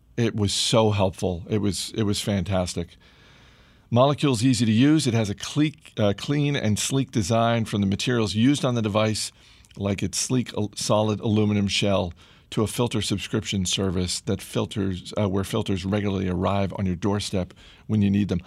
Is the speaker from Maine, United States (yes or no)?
yes; Maine, United States; someone who grew up in Maine